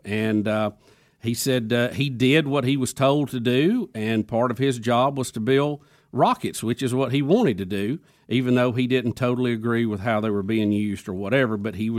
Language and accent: English; United States; But I wouldn't want to be labeled an abortionist because I was from America.